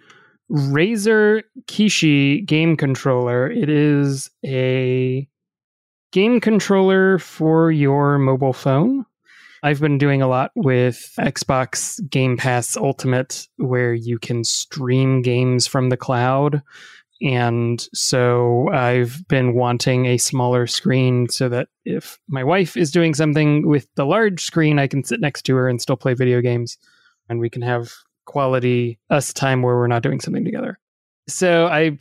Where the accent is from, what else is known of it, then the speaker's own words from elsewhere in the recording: the South, United States; accent: Southern; I'm from the South